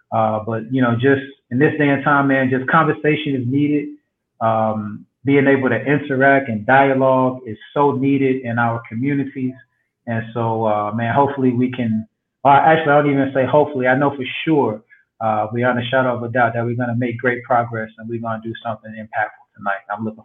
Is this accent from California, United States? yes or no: no; Albany, Georgia, United States; also born or lived in Tallahassee / Athens / Compton; now in West Palm Beach, United States; Originally from South Georgia. So I was born in Albany, Georgia.